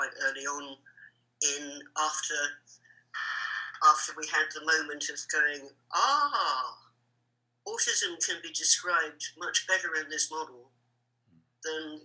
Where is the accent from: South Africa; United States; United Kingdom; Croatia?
United Kingdom; London; I grew up in Hampstead